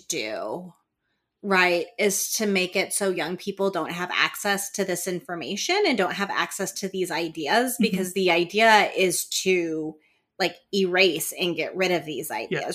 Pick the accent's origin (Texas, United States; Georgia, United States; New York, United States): Texas, United States; moved away; Texas is my home state initially.